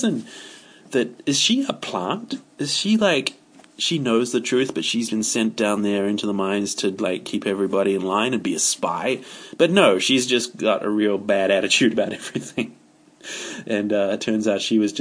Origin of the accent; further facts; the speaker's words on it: New Zealand; I refer to myself as a kiwi. I don't say I am a New Zealander. I say I'm a kiwi.